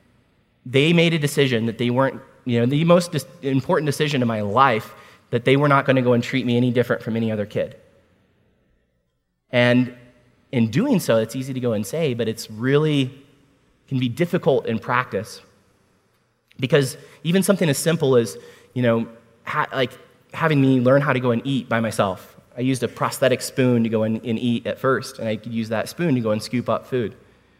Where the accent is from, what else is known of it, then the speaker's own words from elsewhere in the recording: Washington, District of Columbia, United States; I was born at Walter Reed Army Medical